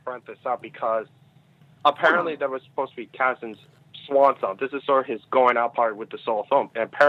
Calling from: Virginia, United States; I'm calling from Virginia.

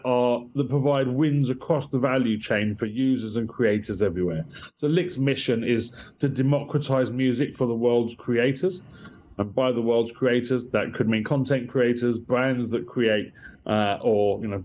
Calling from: Kentish Town, London, United Kingdom; From Dallas, Texas, you are communicating with Kentish Town in northwest London.

